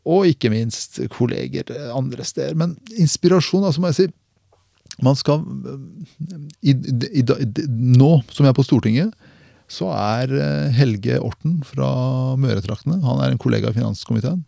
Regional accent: Porsgrunn, Telemark, Norway; Porsgrunn Telemark

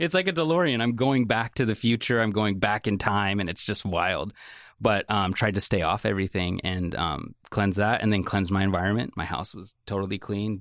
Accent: Salem, Oregon, United States; I grew up in Salem, Oregon, um, and I grew up Section 8 housing all the way through high school

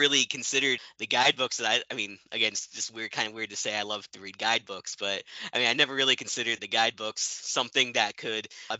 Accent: Virginia, United States; also born or lived in Ohio / Tennessee; now in Missouri, United States; So I'm originally from Virginia, moved around, lived in Ohio, got my master's at Ohio University, and then eventually got my PhD from Tennessee.

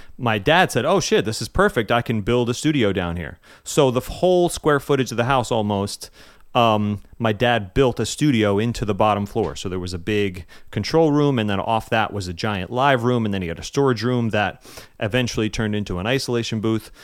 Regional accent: West Harrison, New York, United States; I am originally from a small place called West Harrison, New York. up in Westchester County

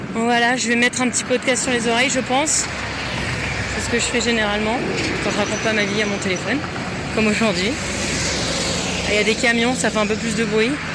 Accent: south of France, France; moved away as an adult; now in San Jose, United States; je viens du sud de la France, euh, notamment un peu de l'arrière-pays

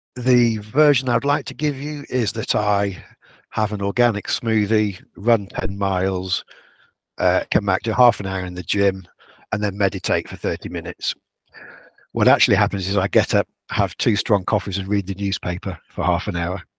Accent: Yorkshire and the Humber, United Kingdom; I'm a Yorkshireman

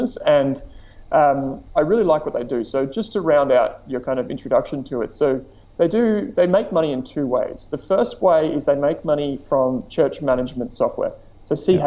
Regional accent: Melbourne, Victoria, Australia; I'm from Melbourne

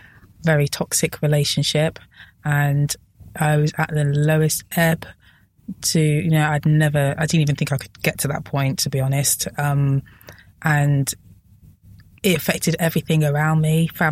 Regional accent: Coventry, West Midlands, United Kingdom; we're all from Coventry

